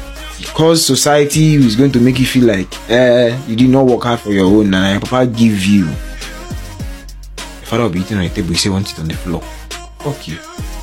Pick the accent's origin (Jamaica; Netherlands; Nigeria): Nigeria; Lagos; also born or lived in Eket / Aba / Abuja; I was born in Lagos. I grew up partly in Lagos. Grew up also in Eket, Akwa Ibom State. And then dad retired, moved to my hometown, Aba.